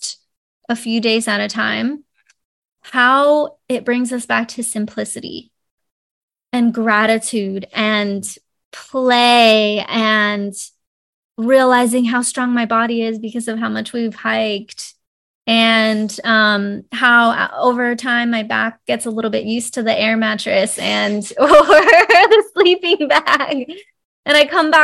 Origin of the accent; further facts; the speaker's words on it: Florida, United States; moved away as an adult; now in California, United States; growing up in Florida